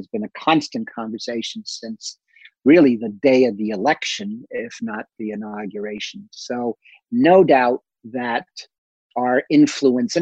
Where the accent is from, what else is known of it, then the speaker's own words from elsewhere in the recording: United States; moved away as an adult; now in Europe; as an American overseas